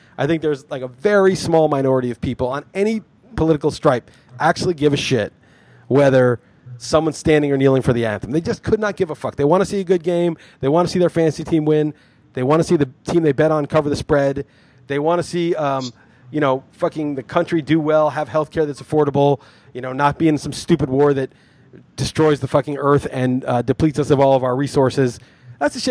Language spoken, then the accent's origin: English; New York City, New York, United States; moved away as an adult; also born or lived in New England; I grew up in New York City, went to college in the East Coast, New England